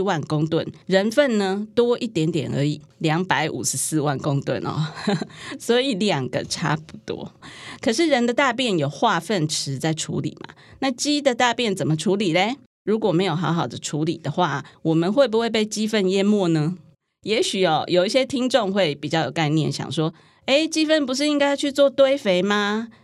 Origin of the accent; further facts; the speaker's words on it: Taiwan; 那我们台湾人口呢，是两千三百万人